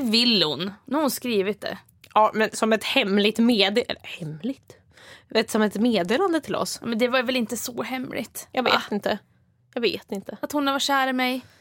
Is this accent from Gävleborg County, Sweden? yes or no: no; Stockholm, Stockholm County, Sweden; Stockholm, där jag kommer ifrån